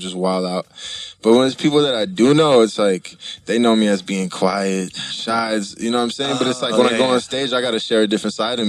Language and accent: English; San Diego, California, United States; also born or lived in San Francisco / Palm Springs; I was back and forth from Palm Springs in San Diego, but I was born in San Francisco.